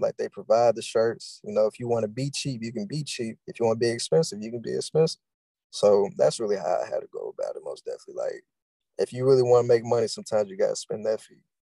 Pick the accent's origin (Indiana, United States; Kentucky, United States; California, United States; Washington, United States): Kentucky, United States; Louisville; I'm from Louisville, Kentucky, born and raised